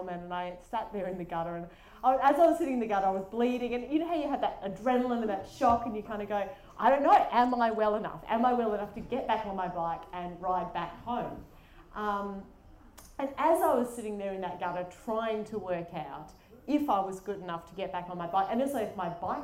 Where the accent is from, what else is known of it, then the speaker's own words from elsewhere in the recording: Adelaide, South Australia, Australia; I'm from Adelaide, which is why my accent might sound a bit funnier, but it's not from Auckland.